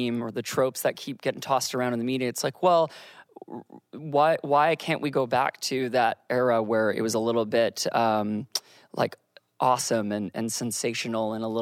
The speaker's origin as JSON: {"language": "English", "town": "Victoria", "region": "British Columbia", "country": "Canada", "tie": "born or raised there", "said": "I grew up in Victoria, BC"}